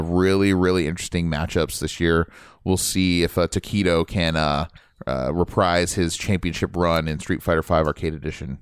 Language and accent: English; Ohio, United States; moved away; I was from Ohio